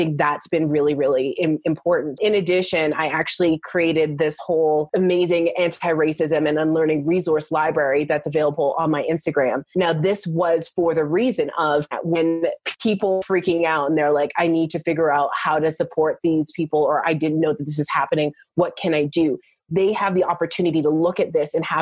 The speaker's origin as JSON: {"language": "English", "country": "Canada", "also_born_or_lived": "United States", "said": "I'm actually Canadian. So I live in between Canada and the US"}